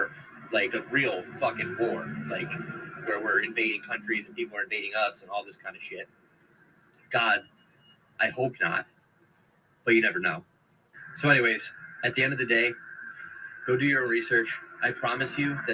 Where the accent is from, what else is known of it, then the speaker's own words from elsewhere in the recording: United States; I'm from America